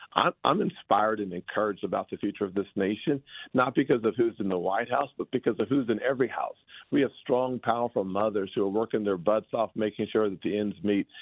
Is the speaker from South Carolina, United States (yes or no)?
yes; South Carolina, United States; my home state of South Carolina